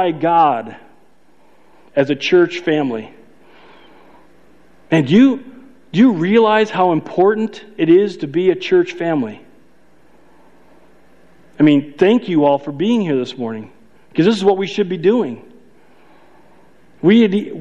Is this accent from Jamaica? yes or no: no; Chicago, Illinois, United States; I'm from Chicago